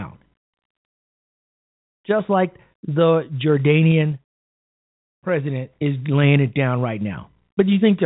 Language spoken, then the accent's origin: English; Chicago, Illinois, United States; my hometown of Chicago on the South Side